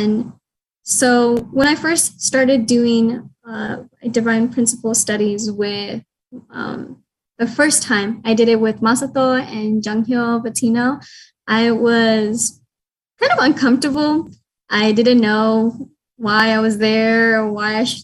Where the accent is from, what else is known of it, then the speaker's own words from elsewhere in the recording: Las Vegas, Nevada, United States; I was born and raised in Las Vegas.